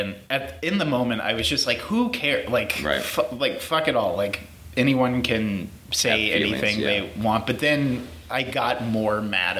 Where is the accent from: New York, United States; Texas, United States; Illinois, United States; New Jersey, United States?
Texas, United States; Houston